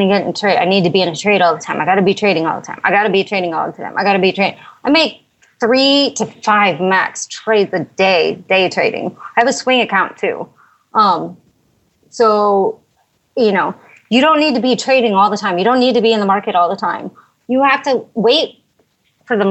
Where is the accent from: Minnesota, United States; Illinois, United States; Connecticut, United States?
Illinois, United States; Chicago; moved away; I was from Chicago